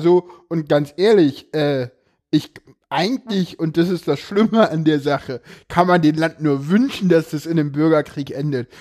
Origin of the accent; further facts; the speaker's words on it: East Germany, Germany; ich komme aus dem Osten